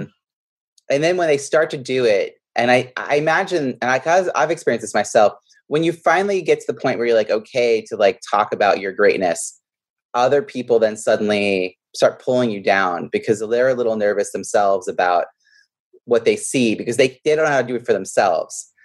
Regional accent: New York, United States; now in Boston, United States; I grew up in New York

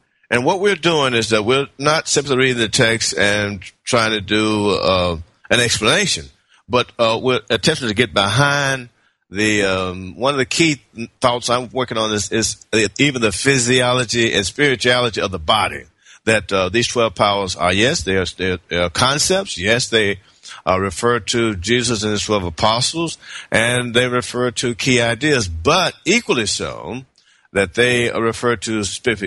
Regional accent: Memphis, Tennessee, United States; moved away as an adult; also born or lived in Berkeley, California; now in Decatur, United States; I'm from Memphis, Tennessee

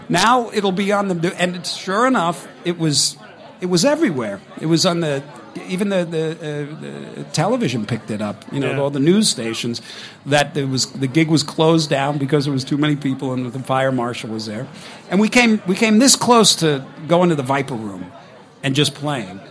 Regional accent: Long Island, New York, United States; this kid from Long Island

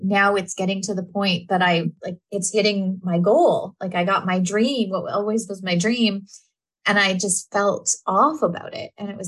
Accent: Canada; Yeah. I'm Canadian too.

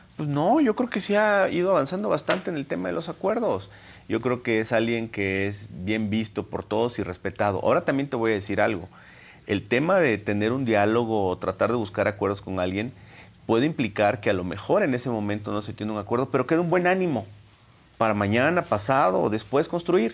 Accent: Minatitlán, Veracruz, Mexico; Yo soy del sur de Minatitlán y puedo decirte que es una zona golpeada.

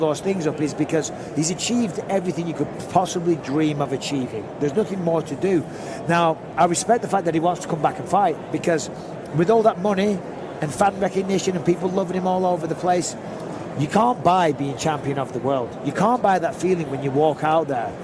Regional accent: Manchester, North West England, United Kingdom

